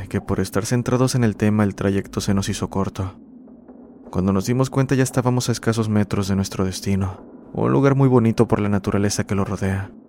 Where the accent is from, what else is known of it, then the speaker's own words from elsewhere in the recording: San Isidro, Tlaxcala, Mexico; Soy originario de San Isidro, cerca del municipio de San Pablo del Monte, lugar que aún conserva sus costumbres y tradiciones centenarias, sobre todo su lengua náhuatl.